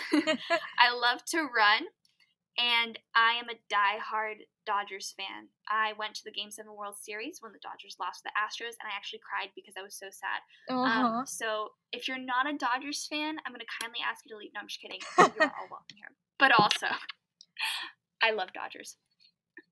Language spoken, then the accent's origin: English; Southern California, United States; I'm from sunny Southern California